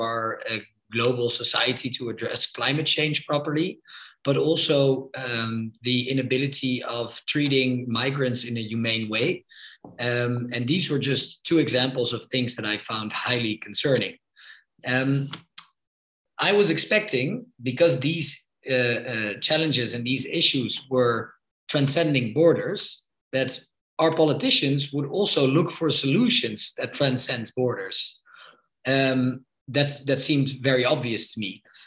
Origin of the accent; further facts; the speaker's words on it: Amsterdam, North Holland, Netherlands; I'm 32 years old and I'm from Amsterdam in the Netherlands.